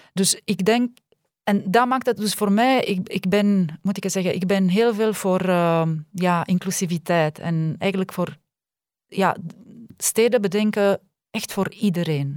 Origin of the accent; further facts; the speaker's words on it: Romania; now in Belgium; ik kom uit Roemenië